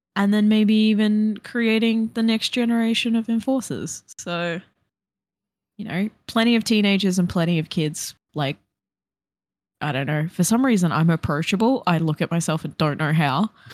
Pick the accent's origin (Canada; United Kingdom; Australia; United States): Australia; Brisbane, Queensland; born or raised there; moved away